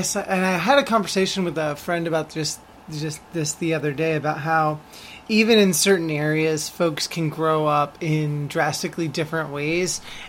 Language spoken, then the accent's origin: English; Salem, Oregon, United States; moved away as an adult; now in Boston, United States; I grew up in Salem, Kaiser, Oregon